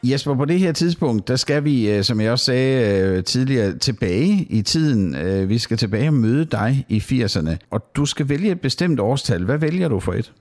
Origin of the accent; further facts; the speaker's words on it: Sønderborg, Southern Denmark, Denmark; Jeg er jo opvokset i Sønderborg, hvor jeg også bor i dag